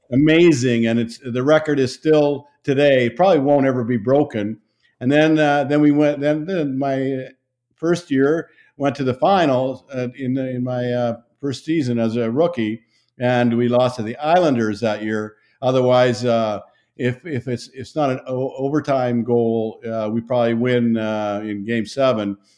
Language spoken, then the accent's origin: English; Saskatchewan, Canada; moved away; I grew up in Saskatchewan in Canada